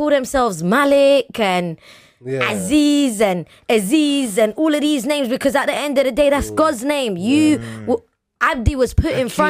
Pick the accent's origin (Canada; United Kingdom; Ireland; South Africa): United Kingdom; I know, but I'm British.